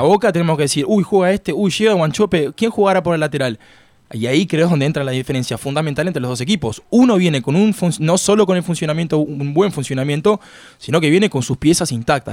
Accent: Uruguay; now in Miami, United States; yo soy uruguayo

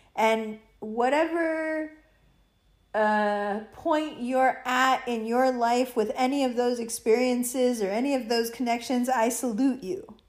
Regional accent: United States; being an American

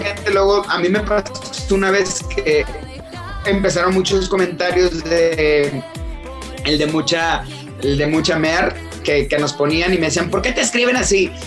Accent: Villahermosa, Tabasco, Mexico; moved away; yo soy, o soy originario de Tabasco, soy choco de corazón

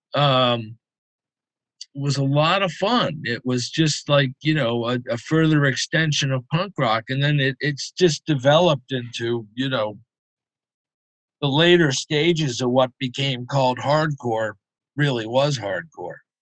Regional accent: Concord, Massachusetts, United States; also born or lived in Boston; Concord, uh, right outside of Boston.

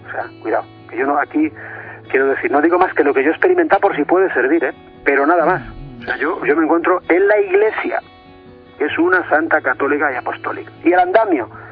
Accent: Madrid, Community of Madrid, Spain; soy de Madrid y vivo en Madrid

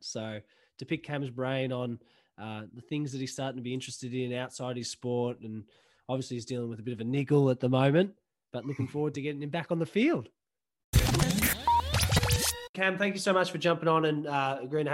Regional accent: Melbourne, Victoria, Australia; we're being from Melbourne

